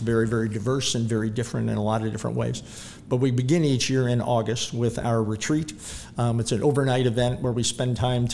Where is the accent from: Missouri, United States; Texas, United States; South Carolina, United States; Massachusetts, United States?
Missouri, United States; St. Charles; Growing up in St. Charles City